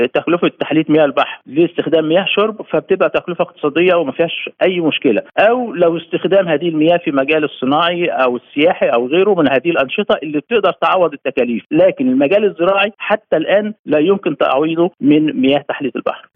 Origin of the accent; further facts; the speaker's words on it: Egypt; احنا عندنا مصر